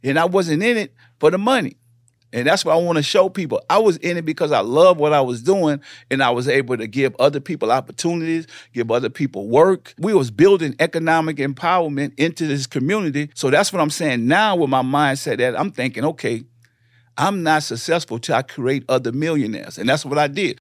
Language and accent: English; New Orleans, Louisiana, United States; moved away as an adult; also born or lived in Richmond, California / Houston; I come from New Orleans, uh, born and raised